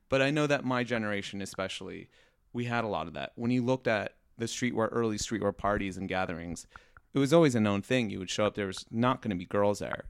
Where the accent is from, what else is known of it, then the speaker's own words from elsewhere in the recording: Riverside, California, United States; moved away as an adult; now in Los Angeles, United States; I grew up in Riverside